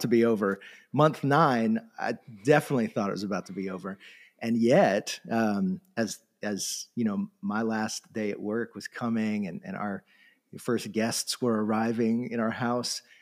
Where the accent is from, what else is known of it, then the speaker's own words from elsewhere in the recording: Florida, United States; moved away; I grew up in Florida on the coast